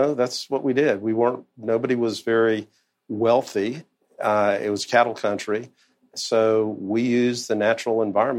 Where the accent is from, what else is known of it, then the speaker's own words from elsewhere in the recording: Osceola County, Florida, United States; I'm 60. Mm-hmm. So I grew up in Osceola County, which is part of where Disney World is, closest city. And when I was there, it was pre-Disney.